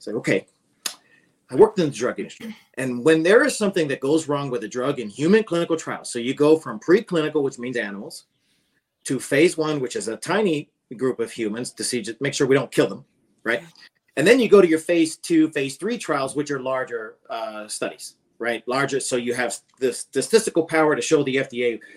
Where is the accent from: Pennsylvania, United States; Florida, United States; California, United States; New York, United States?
Pennsylvania, United States; I grew up on Pennsylvania on a farm